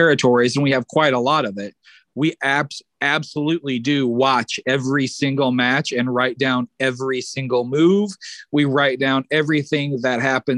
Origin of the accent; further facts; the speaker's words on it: Illinois, United States; I had always recorded the television shows in my hometown area in Illinois